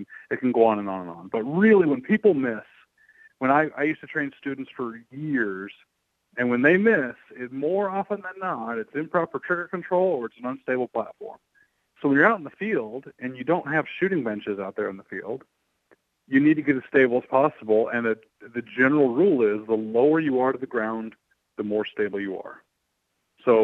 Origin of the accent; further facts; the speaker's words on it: Arizona, United States; I grew up in the Southwest. I grew up in Arizona